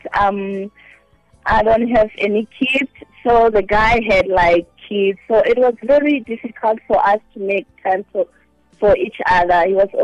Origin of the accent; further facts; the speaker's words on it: Maseru, Lesotho; also born or lived in Eastern Cape, South Africa; now in South Africa; I'm originally from Lesotho, Maseru